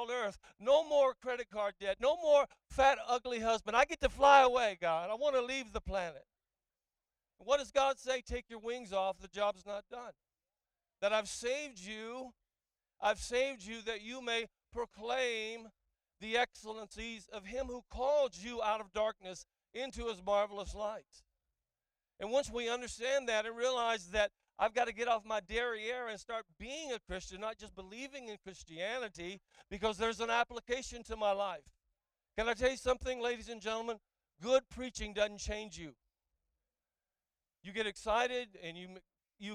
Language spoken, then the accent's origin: English; the South, United States; also born or lived in Auckland, New Zealand; now in Orlando, United States; I like the South. I grew up here